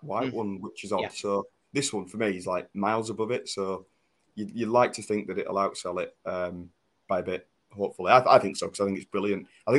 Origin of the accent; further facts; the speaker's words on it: Keighley, Yorkshire and the Humber, United Kingdom; also born or lived in Bradford; I was born in Bradford and I moved to Keighley. I've lived here for, 20-odd years now. Well, just short of, not that old.